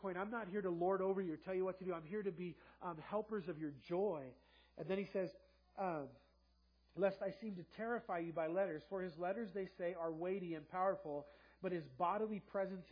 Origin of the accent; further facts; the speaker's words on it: Los Angeles, California, United States; I grew up in South LA, and it was very multiracial